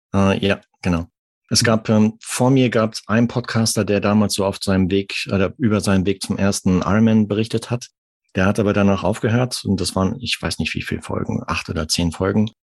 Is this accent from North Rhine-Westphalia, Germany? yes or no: yes; Arnsberg, North Rhine-Westphalia, Germany; moved away as an adult; also born or lived in Munich; now in France; ich komme aus dem Sauerland, aus Nordrhein-Westfalen, gebürtig